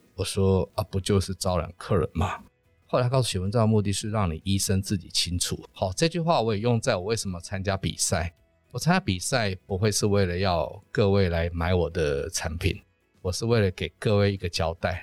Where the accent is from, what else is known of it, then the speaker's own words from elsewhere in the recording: Taiwan; 我们台湾人做的最好的是检查